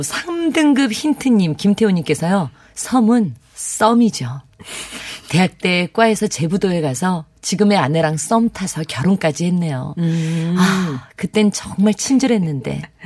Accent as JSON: {"language": "Korean", "town": "Mokpo", "region": "South Jeolla", "country": "South Korea", "tie": "born or raised there", "moved": "yes", "said": "저도 부모님 돌아가시고 나니까 목포에 갈 기회가 점점 아, 적어지더라고요"}